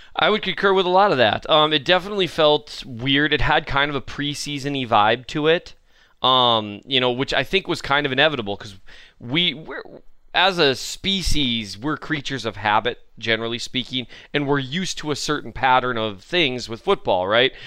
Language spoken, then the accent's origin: English; Minnesota, United States; I am from Minnesota